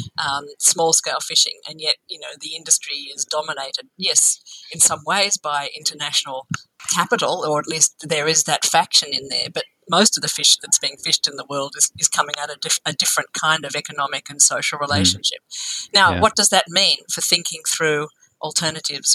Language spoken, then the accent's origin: English; Australia; as an Australian